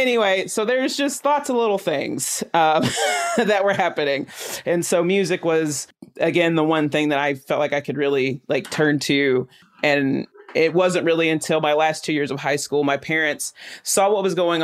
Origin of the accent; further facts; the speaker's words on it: Chattanooga, Tennessee, United States; I grew up in East Brainerd.